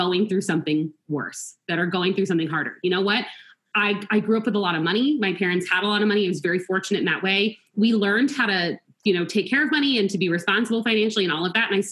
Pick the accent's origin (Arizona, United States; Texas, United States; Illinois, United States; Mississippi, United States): Arizona, United States; Tucson; also born or lived in Long Island, New York; As a family, we moved from all the way from New York to Arizona, to Tucson